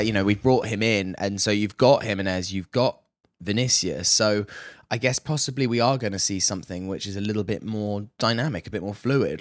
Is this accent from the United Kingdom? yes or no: yes; United Kingdom; coming here as a as as a Brit